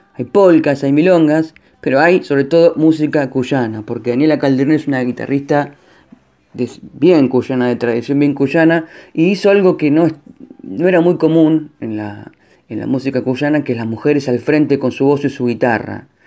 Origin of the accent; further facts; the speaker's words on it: La Plata, Buenos Aires Province, Argentina; Yo soy platense, pero tengo familia en San Juan.